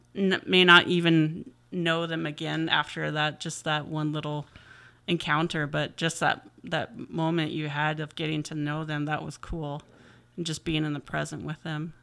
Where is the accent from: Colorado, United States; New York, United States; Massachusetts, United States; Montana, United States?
Montana, United States; moved away; I'm originally from Montana